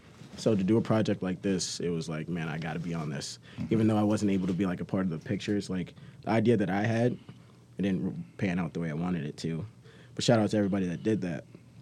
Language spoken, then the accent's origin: English; Chicago, Illinois, United States; moved away as an adult; now in West Virginia, United States; I'm from Chicago.